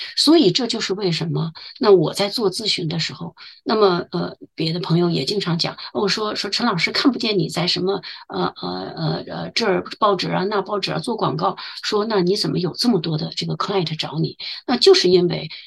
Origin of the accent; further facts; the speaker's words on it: China; now in Waterloo, Canada; 我们中国人